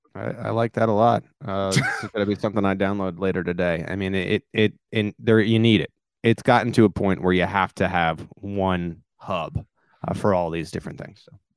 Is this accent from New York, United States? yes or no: yes; New York, United States; come from a melting pot. That's what they call New York